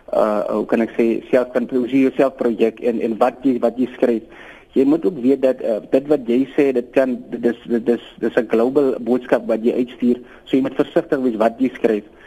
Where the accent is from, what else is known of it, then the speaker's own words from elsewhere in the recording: Kakamas, Northern Cape, South Africa; also born or lived in Springbok; ek is oorsprong van Kakamas